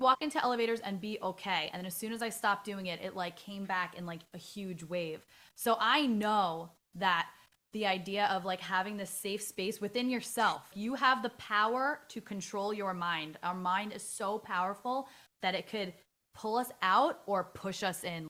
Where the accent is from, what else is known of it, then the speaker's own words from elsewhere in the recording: New York City, New York, United States; I'm from the Bronx, like, born and raised